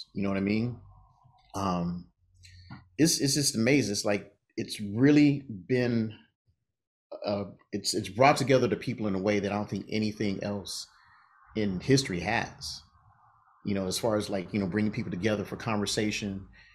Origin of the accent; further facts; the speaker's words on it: Los Angeles, California, United States; I'm native Californian, born and raised